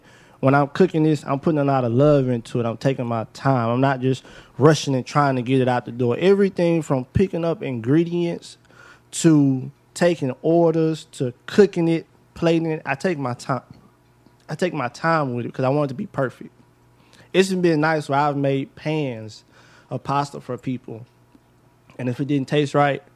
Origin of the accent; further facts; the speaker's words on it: United States; I'm from South Park